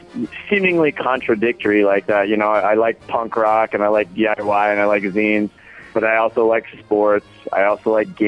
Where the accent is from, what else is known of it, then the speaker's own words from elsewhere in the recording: Iowa, United States; I grew up in Iowa, so small town